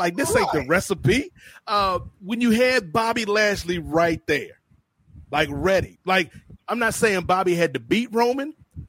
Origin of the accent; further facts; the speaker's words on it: Atlanta, Georgia, United States; born there; I was born in Atlanta. Like, come on now.